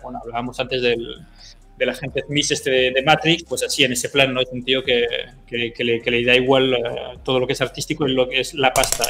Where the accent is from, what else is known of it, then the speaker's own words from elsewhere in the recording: France; also born or lived in San Sebastián, Spain; yo viví 10 años en, Sebastián, en San Sebastián y, luego, y luego me fui, mis padres se, fueron, se mudaron a Francia y, y, me fui a Francia y allí viví 30 años. O sea que... Em, yo, yo estudié en Francia, o sea, todo el colegio en Francia